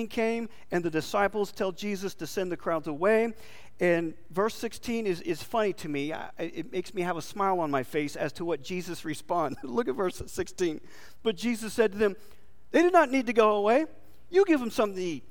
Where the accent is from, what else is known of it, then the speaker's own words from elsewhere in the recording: Texas, United States; we're from Texas.